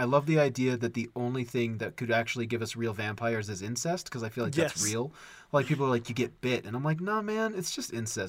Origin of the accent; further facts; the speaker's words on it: United States; I'm American.